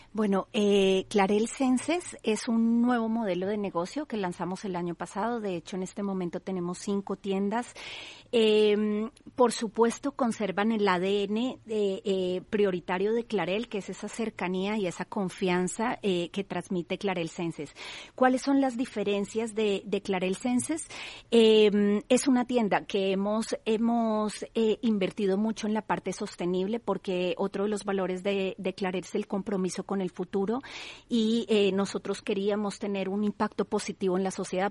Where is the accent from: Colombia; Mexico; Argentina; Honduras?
Colombia; now in Spain; yo soy colombiana